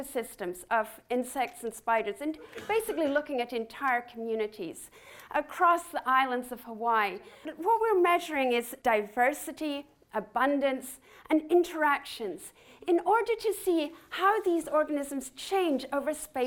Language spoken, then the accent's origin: English; Scotland, United Kingdom; I grew up with gorse in Scotland